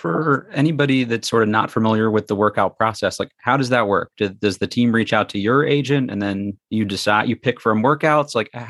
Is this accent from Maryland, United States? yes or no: yes; Anne Arundel County, Maryland, United States; Also, Anne Arundel County, Maryland, where I'm also from.